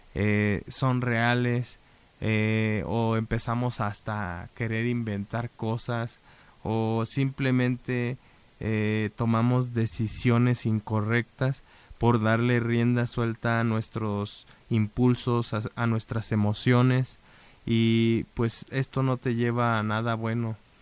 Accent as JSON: {"language": "Spanish", "country": "Mexico", "said": "nosotros como mexicanos"}